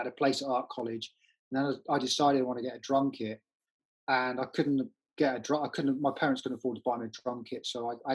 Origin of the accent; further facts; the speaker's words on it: Yeovil, South West England, United Kingdom; moved away as an adult; I grew up in Somerset in a place called Yeovil